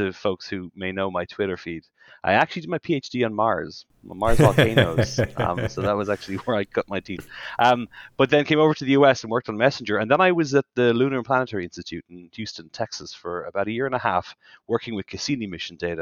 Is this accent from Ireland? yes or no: yes; Ireland; moved away as an adult; also born or lived in Washington, D.C.; now in St. Louis, United States; I'm from Ireland, and my wife and I moved over here 11 years ago